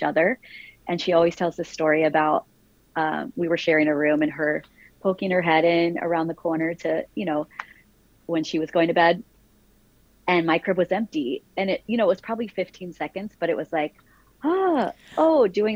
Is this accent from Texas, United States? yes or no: no; Branford, Connecticut, United States; now in New York City, United States; Branford, Connecticut. I'm a Northeast girl